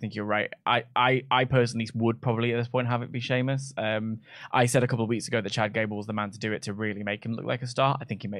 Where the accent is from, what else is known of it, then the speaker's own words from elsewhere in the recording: Sweden; Swedish people. I'm from Sweden.